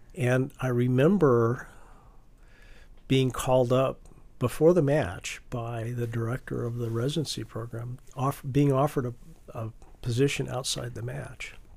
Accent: Cheyenne, Wyoming, United States; moved away; growing up in Cheyenne, Wyoming, 50,000 people

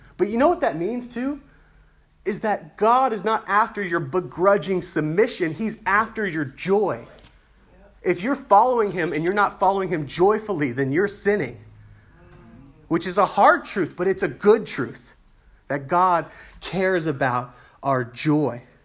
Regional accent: United States; as an American

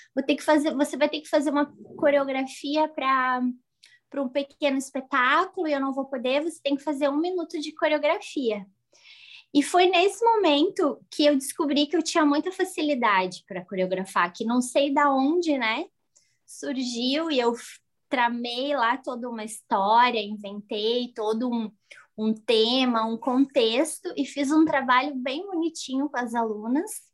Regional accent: Santa Catarina, Brazil; Sou de Santa Catarina.

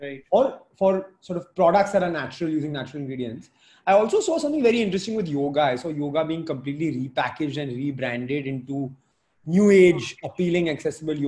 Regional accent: India; moved away as an adult; We grew up in India

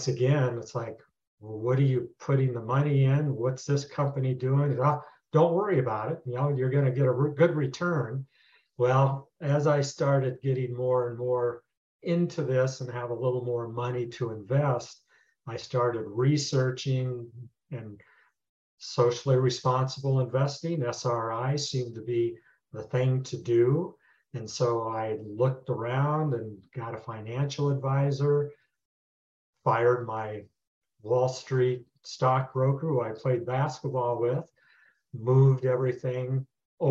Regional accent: Nebraska, United States; moved away as an adult; also born or lived in Denver, Colorado; Born and raised in Nebraska

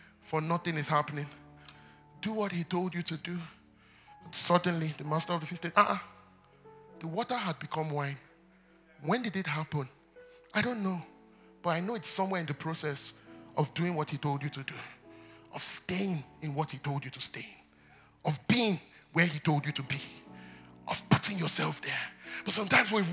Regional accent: Nigeria; we're from Nigeria.

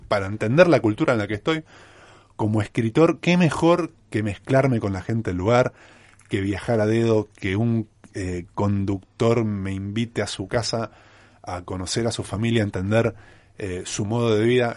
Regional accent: Mar del Plata, Buenos Aires Province, Argentina; moved away as an adult; mi ciudad natal

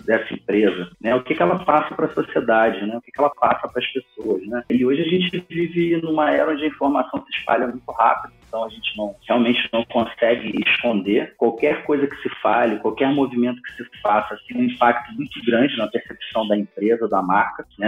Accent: Rio de Janeiro, Brazil; moved away as an adult; now in São Paulo, Brazil; Eu sou do Rio de Janeiro, me mudei para São Paulo em 2015

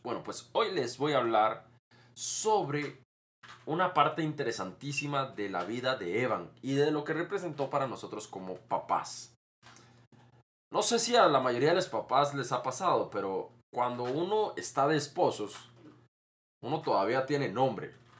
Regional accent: Costa Rica; Aquí en mi país, Costa Rica

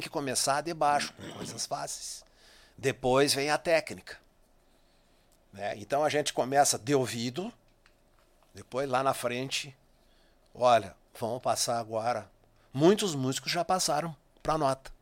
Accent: Marcelino Ramos, Rio Grande do Sul, Brazil; moved away; Marcelino Ramos, minha terra natal.

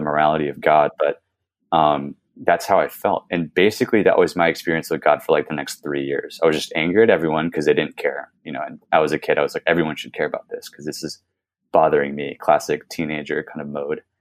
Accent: California, United States; I was born in California, born and raised

